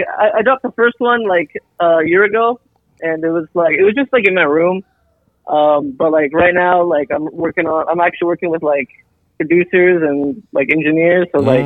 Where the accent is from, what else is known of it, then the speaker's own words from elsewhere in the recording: Alaska, United States; I'm Filipino. A lot of people are, like, surprised, like, when I introduce myself. Like, I'm a Filipino rapper from Alaska.